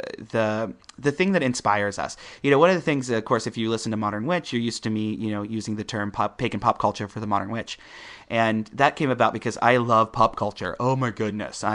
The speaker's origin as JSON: {"language": "English", "region": "Midwest", "country": "United States", "said": "I'm coming from the Midwest."}